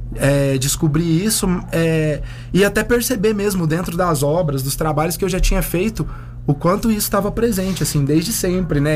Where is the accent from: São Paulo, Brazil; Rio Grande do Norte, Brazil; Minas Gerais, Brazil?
Minas Gerais, Brazil; Uberlândia; moved away; lá na minha cidade, Uberlândia, em Minas Gerais